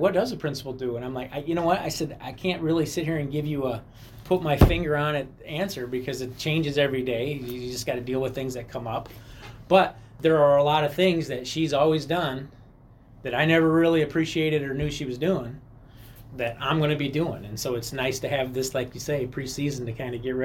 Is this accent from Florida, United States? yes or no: no; Rock Falls, Illinois, United States; now in Mendota, United States; I'm born and raised in Rock Falls